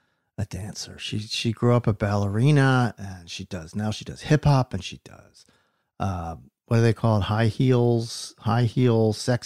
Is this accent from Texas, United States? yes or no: no; New Jersey, United States; also born or lived in Philadelphia, Pennsylvania; I was born in Philadelphia, raised in South Jersey.